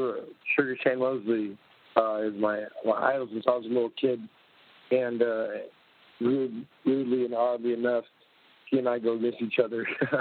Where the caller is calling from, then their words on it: Los Angeles, California, United States; Hey, I'm in L.A., Los Angeles, California.